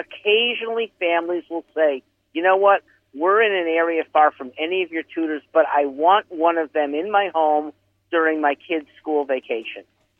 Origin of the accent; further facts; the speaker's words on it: West Hartford, Connecticut, United States; West Hartford, Connecticut.